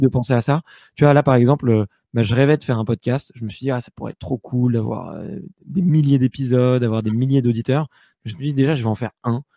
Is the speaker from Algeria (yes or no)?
no; Paris, Île-de-France, France; j'ai beaucoup voyagé en France et partout dans le monde, mais je suis né à Paris. Aujourd'hui, c'est, là que j'ai repris un petit peu mes, mes bases